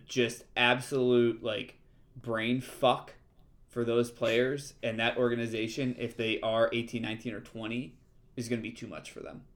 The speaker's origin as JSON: {"language": "English", "country": "United States", "said": "we're American."}